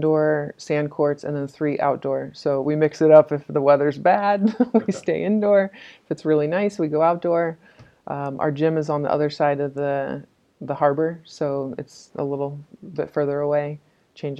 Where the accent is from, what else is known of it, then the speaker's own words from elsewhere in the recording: California, United States; an American and growing up in the California beach culture